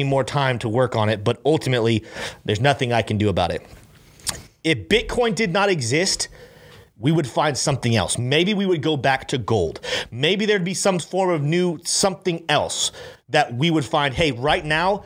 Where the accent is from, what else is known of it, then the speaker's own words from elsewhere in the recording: Brandon, Florida, United States; I grew up here in Florida. I grew up right in Brandon.